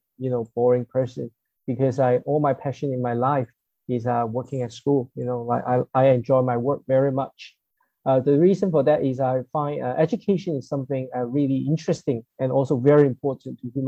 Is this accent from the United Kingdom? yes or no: no; Hong Kong; I'm from Hong Kong